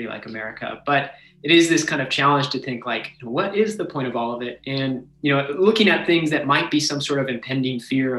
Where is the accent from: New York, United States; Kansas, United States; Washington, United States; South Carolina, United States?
Washington, United States; now in San Antonio, United States; I'm from Washington State